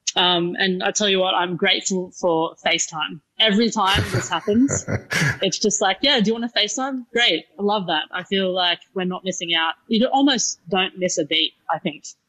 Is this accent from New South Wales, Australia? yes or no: yes; Newcastle, New South Wales, Australia; moved away as an adult; also born or lived in United Kingdom; now in Sydney, Australia; I'm not uh, native to Sydney, so I'm originally from Newcastle